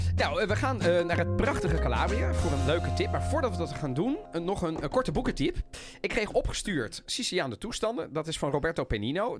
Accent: The Hague, South Holland, Netherlands; ik als kleine jongen in Den Haag

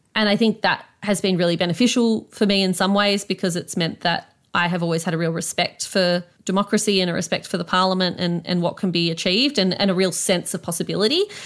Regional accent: Canberra, Australian Capital Territory, Australia; growing up in Canberra

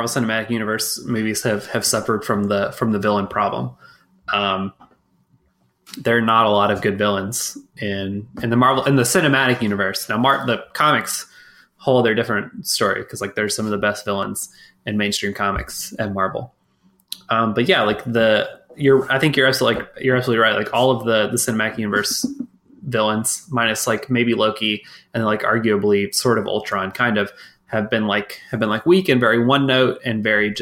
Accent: Texas, United States; I was born and raised in Texas

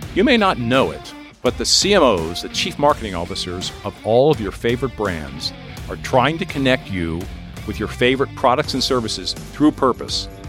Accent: near Conshohocken, Pennsylvania, United States; Headquartered in Conshohocken, Pennsylvania, near my hometown

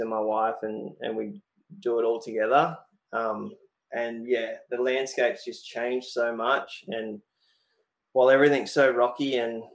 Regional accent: Australia

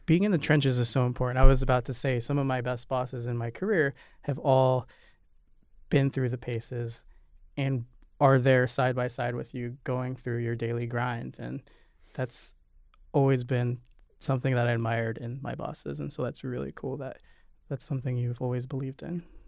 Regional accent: Nebraska, United States; now in New York City, United States; We're both Midwesterners. You're from Missouri and I'm from Nebraska

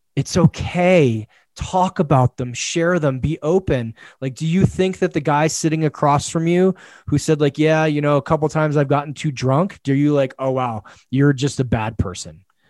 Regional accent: United States; I'm an American.

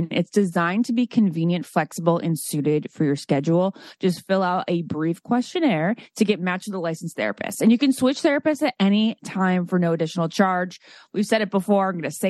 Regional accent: Great Falls, Virginia, United States; I grew up in Great Falls, Virginia

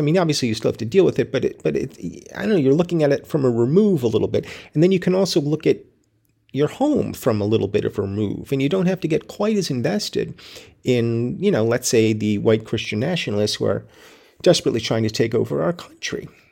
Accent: United States

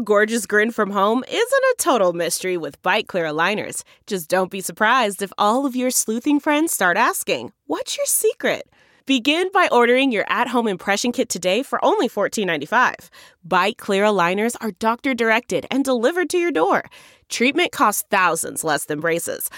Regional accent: small town mid Michigan, United States; we're from small town Michigan

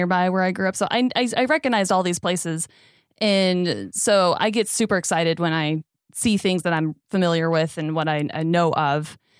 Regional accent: Los Angeles, California, United States; I am born and raised in California, mm-hmm. Suburbs of LA.

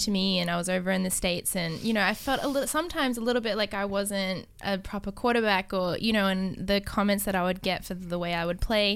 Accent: Brisbane, Queensland, Australia; moved away; also born or lived in Thailand; I grew up in Australia in Brisbane

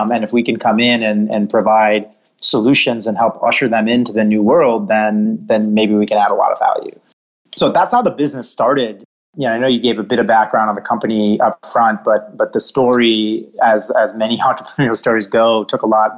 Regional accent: West Bloomfield, Michigan, United States; I was born and raised outside of Detroit, Michigan, in a town called West Bloomfield

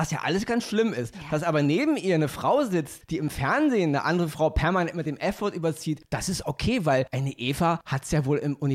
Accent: Austria; Weil wenn ich mit Oliver in, der, in Österreich unterwegs bin, wo ich herkomme

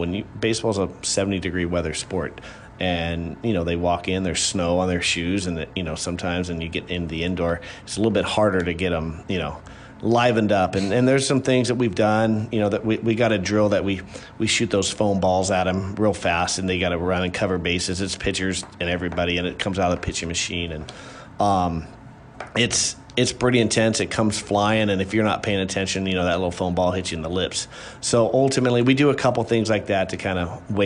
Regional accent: California, United States; moved away as an adult; now in Illinois, United States; I grew up in California

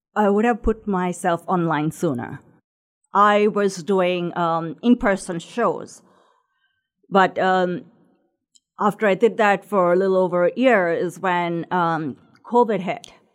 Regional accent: Sri Lanka; moved away as an adult; also born or lived in Indianapolis; now in Noblesville, United States; grew up in Sri Lanka, which is a small island right off the ocean of India.

